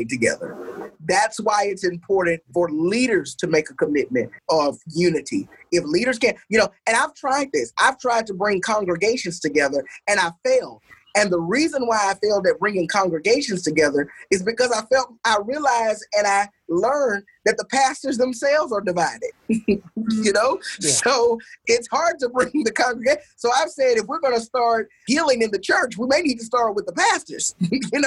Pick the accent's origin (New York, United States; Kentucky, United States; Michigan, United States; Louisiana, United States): Louisiana, United States; Shreveport; I grew up in the Lakeside community